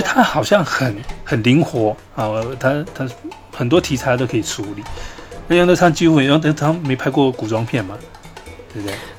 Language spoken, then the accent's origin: Chinese; Greater Taipei area, Taiwan; 虽然我是是在大台北地区啊长大，我我我从小也没有在台北，我对台北，我小时候我对台北也不熟